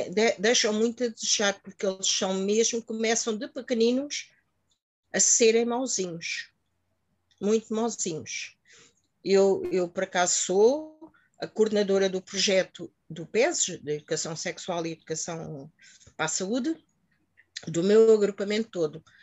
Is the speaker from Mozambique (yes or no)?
yes; Mozambique; now in Portugal; vim de Moçambique em que ali vivia-se de uma maneira completamente diferente. Agora aqui em Portugal, que já estou há 40 anos, estou mais tempo aqui em Portugal do que em Moçambique